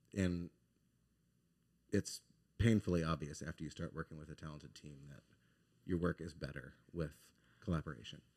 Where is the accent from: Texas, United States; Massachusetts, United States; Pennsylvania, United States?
Texas, United States; Dallas; moved away as an adult; now in Baton Rouge, United States; I'm from Dallas, Texas.